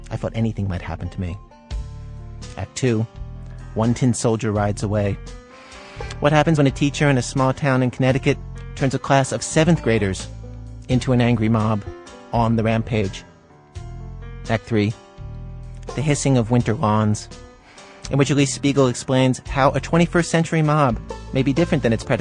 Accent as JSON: {"language": "English", "country": "Pakistan", "lives_now": "Canada", "said": "I am Pakistani."}